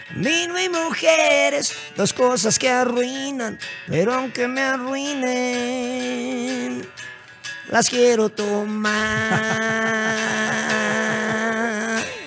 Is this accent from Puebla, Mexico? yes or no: yes; Puebla, Mexico; yo soy poblano